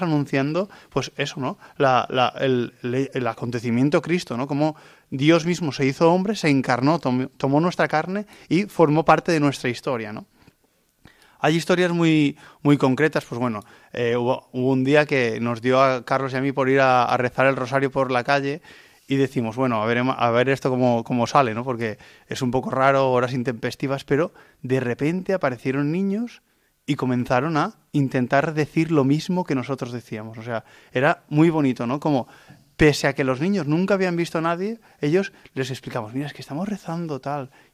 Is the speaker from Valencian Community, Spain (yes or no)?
yes; Vilamarxant, near Valencia, Valencian Community, Spain; soy de Vila Marchand, de una parroquia muy cerca de, Valencia